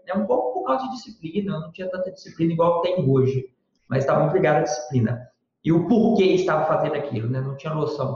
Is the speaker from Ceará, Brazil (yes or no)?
no; Sete Lagoas, Minas Gerais, Brazil; eu sou mineiro, natural de Sete Lagoas, Minas Gerais